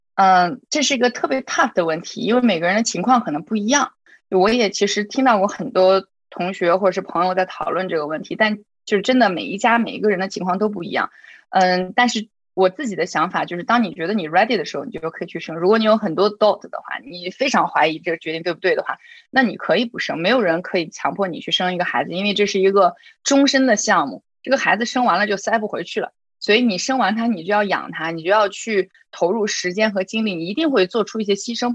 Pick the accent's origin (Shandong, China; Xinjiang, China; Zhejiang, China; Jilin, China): Xinjiang, China; Urumqi; moved away as an adult; also born or lived in Shihezi / Beijing; now in United States; 我自己呢是一个新疆人，我是石河子出生，乌鲁木齐长大的，所以我经常说我自己是老少边穷的小镇女青年。呃，然后去了北京上大学，对外经贸毕业了之后呢，是在中国一个部委，呃，中央部委工作了三年的时间，然后我就出国读了 M B A。M B A 之后留在了美国，在，分别在 Dell